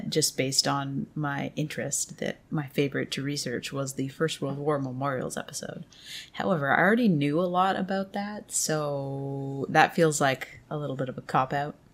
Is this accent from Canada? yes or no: yes; Canada; even growing up in Canada, we didn't learn a lot about that aspect of history.